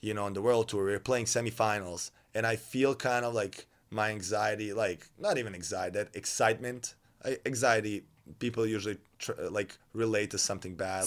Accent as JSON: {"language": "English", "town": "Novi Sad", "region": "Vojvodina", "country": "Serbia", "tie": "born or raised there", "moved": "as an adult", "said": "I'm from Novi Sad."}